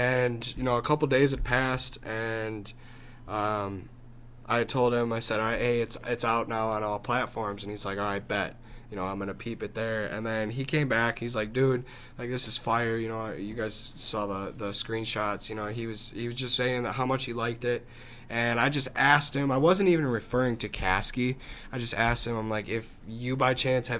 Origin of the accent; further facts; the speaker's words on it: Wausau, Wisconsin, United States; I'm from Wausau, Wisconsin.